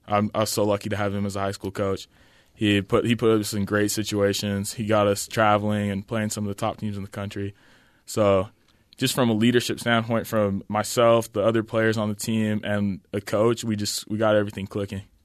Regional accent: Orem, Utah, United States; also born or lived in Logan, Utah / Mukilteo, Washington; I was born in Logan, Utah.

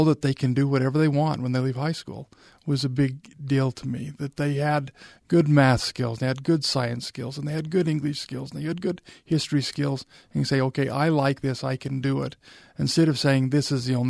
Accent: Vernal, Utah, United States; But, you know, I grew up in Vernal, Utah, out in dinosaur country

